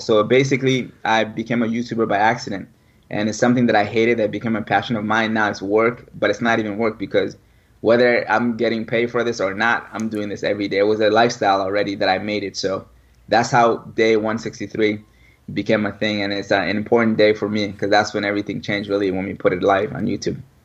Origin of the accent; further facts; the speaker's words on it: Mali; moved away; born and raised in West Africa, Mali